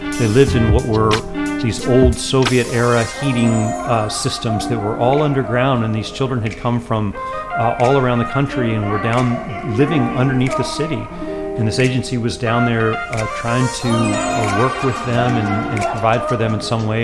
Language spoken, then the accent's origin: English; Boone, North Carolina, United States; my job is there in my hometown